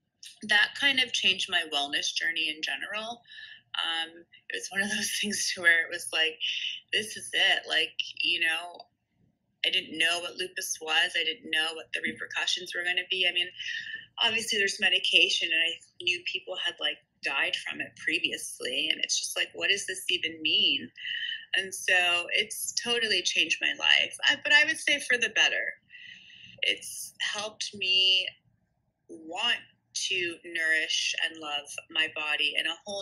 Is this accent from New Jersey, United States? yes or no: yes; Princeton, New Jersey, United States; I grew up in Princeton, New Jersey